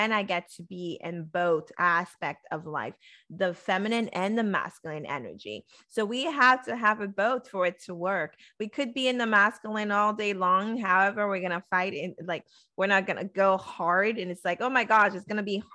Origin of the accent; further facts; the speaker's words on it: Haiti; moved away; I was born in Haiti. So my culture was still the same.